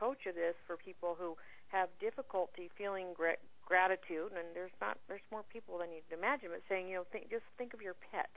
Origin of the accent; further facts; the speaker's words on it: Phoenix, Arizona, United States; my hometown in Phoenix